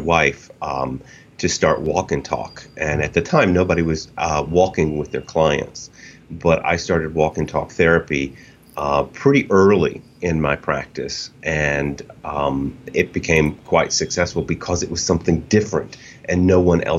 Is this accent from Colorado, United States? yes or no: no; Kentucky, United States; moved away as an adult; now in New York, United States; I'm originally from Kentucky and the Eastern Mountain people, and I get to go home as much as possible